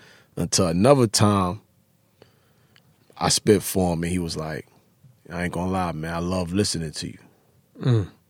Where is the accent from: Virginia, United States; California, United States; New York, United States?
New York, United States; Harlem; Growing up in Harlem, I was anti with everything else. I was just straight Harlem.